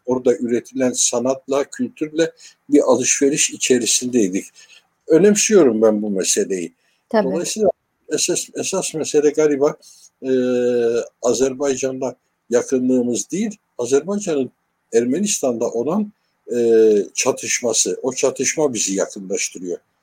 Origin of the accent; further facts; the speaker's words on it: Turkey; Burası benim memleketim